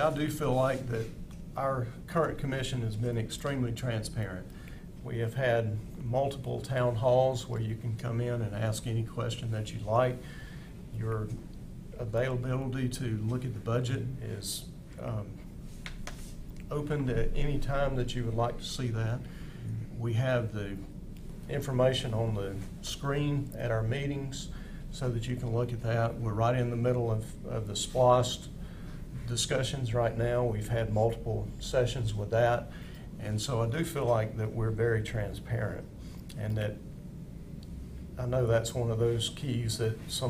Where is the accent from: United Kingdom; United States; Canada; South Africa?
United States; Oconee County, Georgia; I'm a lifelong resident of Oconee County.